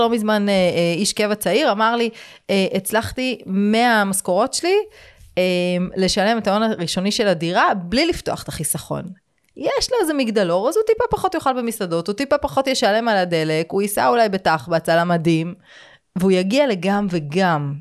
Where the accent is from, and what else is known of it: Israel